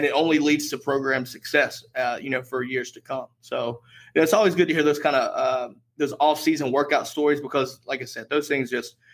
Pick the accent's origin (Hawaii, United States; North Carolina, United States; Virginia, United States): North Carolina, United States; I'm from North Carolina